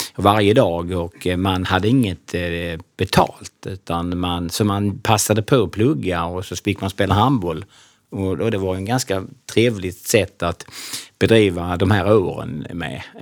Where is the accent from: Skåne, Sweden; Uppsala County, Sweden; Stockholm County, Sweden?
Skåne, Sweden; Kristianstad; moved away as an adult; född och uppvuxen i Kristianstad